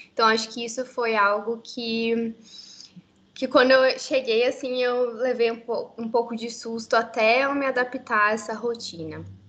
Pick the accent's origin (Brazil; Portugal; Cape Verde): Brazil; Curitiba, Paraná; moved away as an adult; now in Canada; eu sou de Curitiba, de Curitiba, Paraná, então no sul do Brasil. Eu nasci em Curitiba mesmo e vivi por toda a minha vida lá